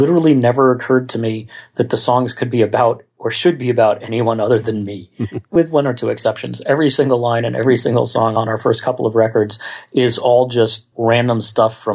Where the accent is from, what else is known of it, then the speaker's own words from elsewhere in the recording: Scarsdale, New York, United States; we grew up in Scarsdale, New York